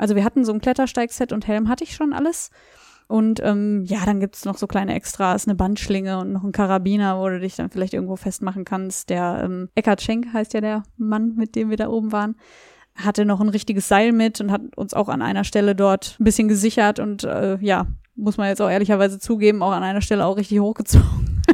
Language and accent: German; Beverungen, North Rhine-Westphalia, Germany; now in Kassel, Germany; ich komme ja nicht ursprünglich aus Kassel, sondern aus Beverung, also ein bisschen weiter weg